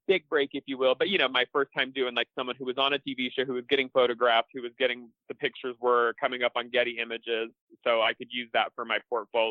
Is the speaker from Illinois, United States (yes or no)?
no; Florida, United States; also born or lived in South; Yeah, so I grew up all over the South, kind of moved around just a little bit. But then I ended up in Florida, and that's kind of where I grew up